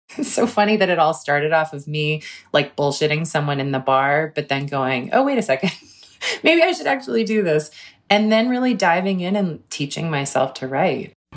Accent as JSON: {"language": "English", "town": "Cambridge", "region": "Massachusetts", "country": "United States", "tie": "born or raised there"}